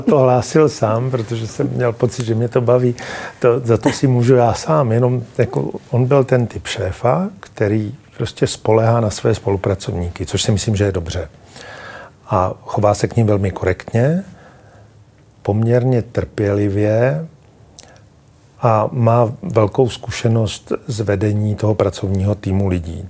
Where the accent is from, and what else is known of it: Czechia